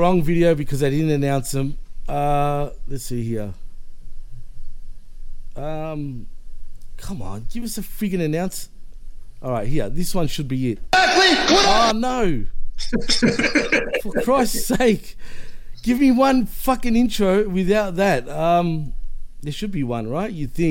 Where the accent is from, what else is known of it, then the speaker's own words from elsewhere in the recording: Melbourne, Victoria, Australia; I'm from Melbourne, Australia